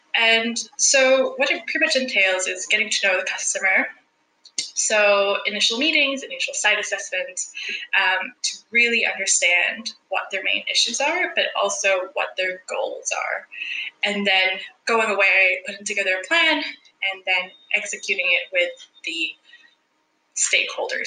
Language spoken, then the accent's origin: English; El Salvador; moved away as an adult; also born or lived in Vancouver, Canada; now in Australia; I am originally from El Salvador